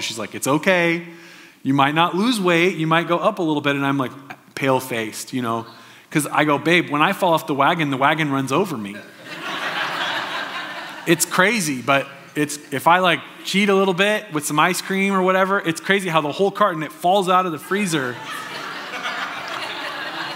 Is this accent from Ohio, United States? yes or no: no; Southern Oregon, United States; I grew up in Southern Oregon